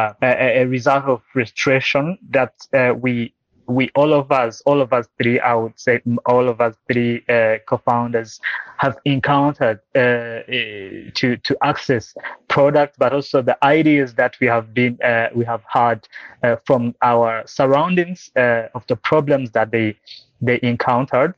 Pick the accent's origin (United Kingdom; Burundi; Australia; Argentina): Burundi; now in Rwanda; I'm based in Rwanda nowadays. I was born and raised in Burundi